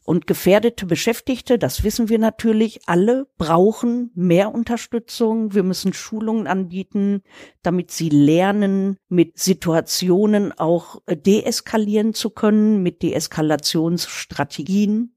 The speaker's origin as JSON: {"language": "German", "country": "Germany", "said": "bei uns in Deutschland"}